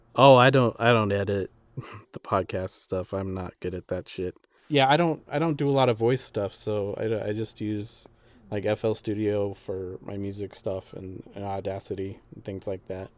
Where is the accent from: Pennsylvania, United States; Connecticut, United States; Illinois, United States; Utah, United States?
Utah, United States; also born or lived in Chicago; I grew up in Utah